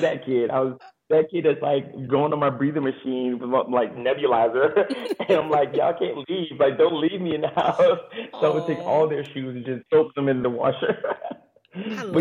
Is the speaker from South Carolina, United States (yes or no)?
yes; Garnett, South Carolina, United States; moved away as an adult; I grew up on Edie Hill, which is my family